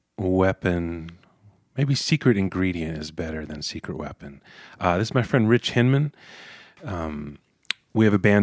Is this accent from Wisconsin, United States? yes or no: no; Los Angeles, California, United States; also born or lived in San Francisco; I was born in Los Angeles and lived here until my early 20s. And then I moved to San Francisco.